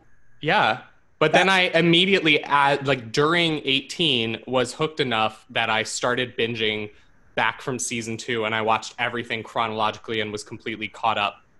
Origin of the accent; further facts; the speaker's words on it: West Virginia, United States; now in Astoria, United States; I'm in West Virginia. I've been in Astoria, and then I quarantined myself so I could escape to home and visit my parents.